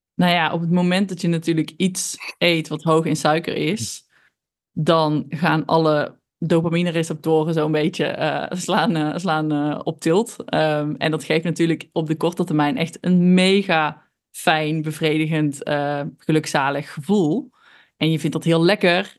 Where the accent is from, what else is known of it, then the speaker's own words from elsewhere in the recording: North Brabant, Netherlands; accent: Brabant; ik ben opgegroeid in een heel klein dorpje in Brabant. Nou, dat eh, heeft mijn accent denk ik alweer verklapt